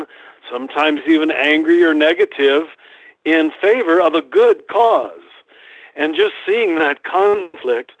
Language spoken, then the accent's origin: English; Kansas, United States; moved away; I was raised in Kansas in a very conservative, pre-Vatican II kind of Catholicism.